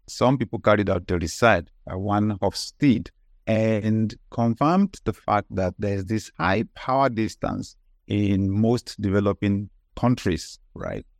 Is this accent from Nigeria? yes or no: yes; Nigeria; I grew up in Nigeria